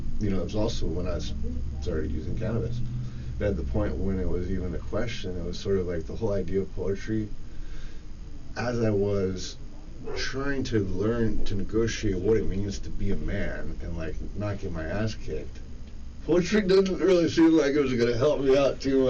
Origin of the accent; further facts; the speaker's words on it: Santa Cruz Mountains, California, United States; we're both from the Santa Cruz Mountains